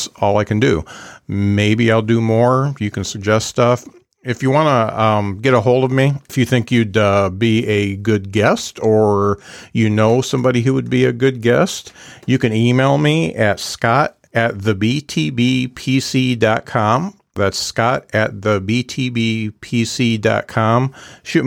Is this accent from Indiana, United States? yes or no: yes; South Bend, Indiana, United States; my hometown club, The Drop, in South Bend